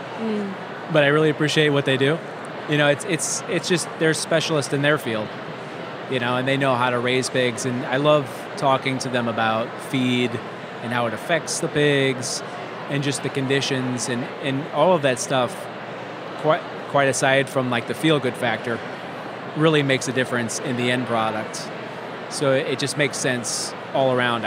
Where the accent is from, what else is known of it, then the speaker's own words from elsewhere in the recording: St. Louis, Missouri, United States; moved away as an adult; also born or lived in Los Angeles; now in St. Louis, United States; I'm from St. Louis